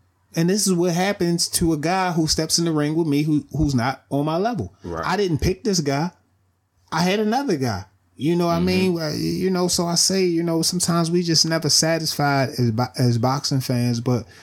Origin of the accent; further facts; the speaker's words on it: Baltimore, Maryland, United States; I'm from Baltimore